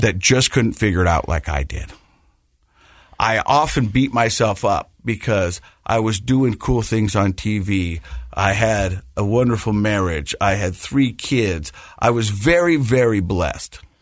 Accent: Ogden, Utah, United States; I'm from Ogden

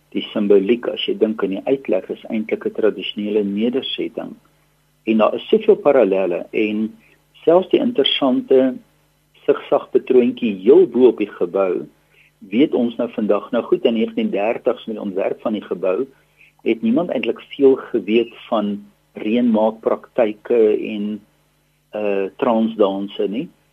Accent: South Africa; ons as Afrikaners

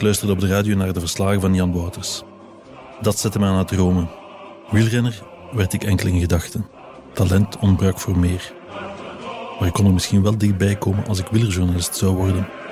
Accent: Drongen, Flanders, Belgium; Als kind woonde ik in Drongen, bij Gent.

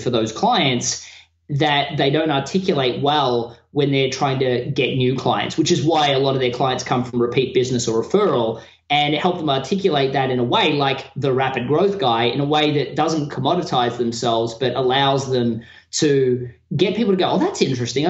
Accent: Australia; moved away as an adult; now in United States; as an Australian in America

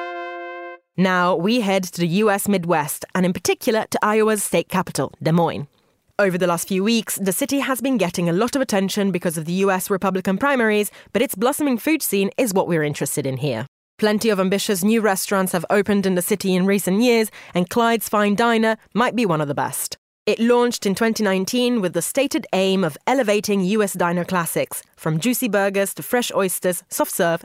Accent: Italy; moved away; growing up in Italy, bread was never considered a luxury product

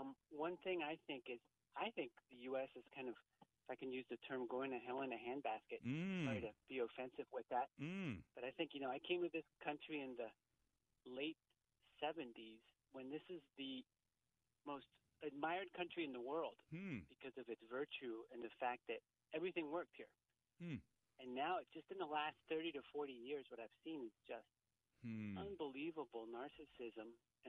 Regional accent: Colombia; now in United States; I came from Colombia, South America.

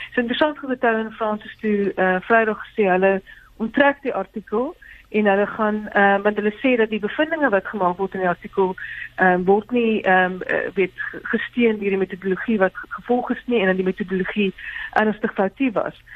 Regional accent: South Africa

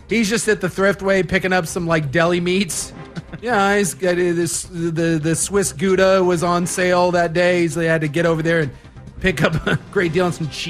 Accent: Oregon, United States; when I went to Utah recently and uh, I attended a wedding, and people found out I was from I was from Oregon.

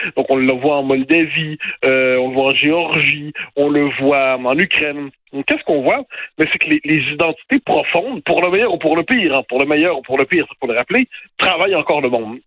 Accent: Quebec, Canada

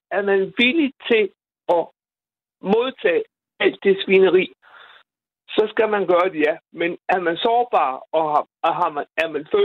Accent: Bosnia & Herzegovina; now in Randers, Denmark; nu kommer jeg fra Bosnien, som sagt, ikke?

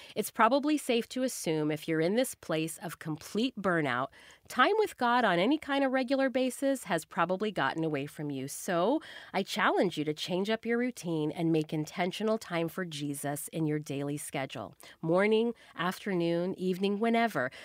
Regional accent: the South, United States; I grew up in the South where everything just naturally moved slower.

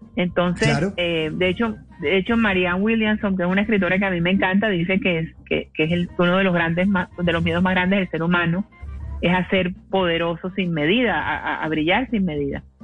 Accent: Cartagena, Bolívar, Colombia; Yo soy de Cartagena

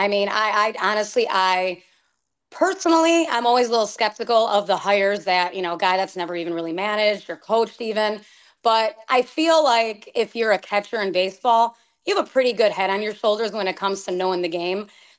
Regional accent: Chicago, Illinois, United States; you know, I'm a Chicagoan, as you know

